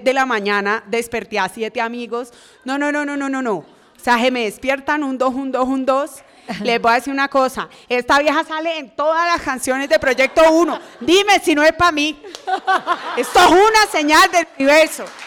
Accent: Cali, Valle del Cauca, Colombia; como persona caleña que soy

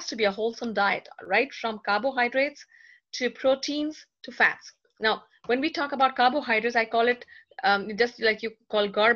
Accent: India; I'm being Indian myself, I love tea.

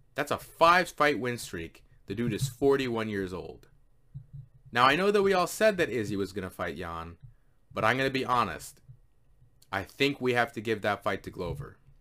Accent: Canada; I am a Canadian

